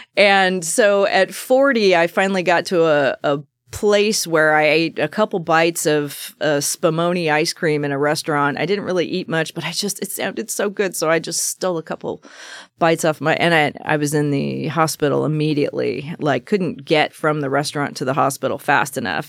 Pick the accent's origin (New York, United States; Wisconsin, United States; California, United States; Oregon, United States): Oregon, United States; Salem; I was born right in Salem, Oregon, um, just East Salem kind of country